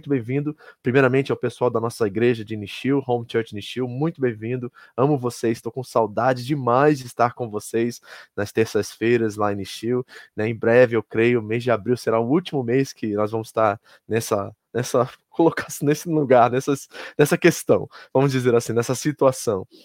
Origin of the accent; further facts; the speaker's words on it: Kearney, New Jersey, United States; da Igreja Batista de Kearney, lá em Nova Jersey, onde nós crescemos, onde nós nascemos em Cristo